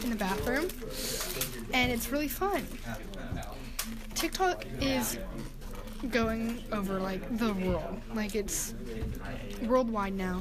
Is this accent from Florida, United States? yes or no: no; Arkansas, United States; we're from Arkansas